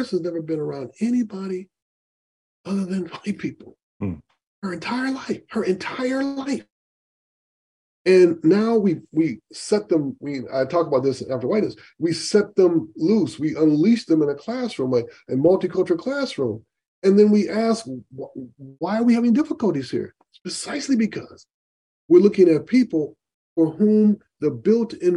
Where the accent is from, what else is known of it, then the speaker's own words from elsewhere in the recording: Grand Rapids, Michigan, United States; I grew up in Grand Rapids, Michigan